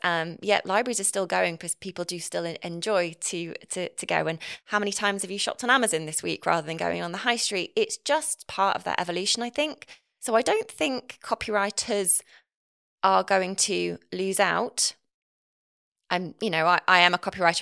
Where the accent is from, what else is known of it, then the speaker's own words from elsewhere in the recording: Nottinghamshire, East Midlands, United Kingdom; accent: Northern; moved away; I'm from Nottinghamshire originally